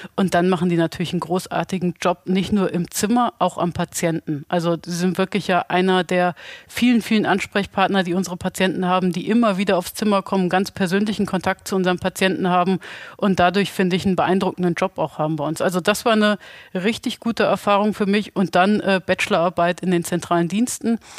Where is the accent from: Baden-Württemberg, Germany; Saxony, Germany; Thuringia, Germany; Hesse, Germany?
Hesse, Germany; Bad Soden-Salmünster; ich bin ursprünglich auch aus Bad Soden-Salmünster